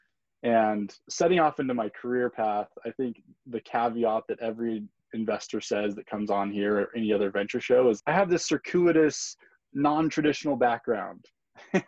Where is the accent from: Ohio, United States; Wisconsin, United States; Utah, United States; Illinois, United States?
Utah, United States; also born or lived in Brazil / Brasilia, Brazil; grew up in Utah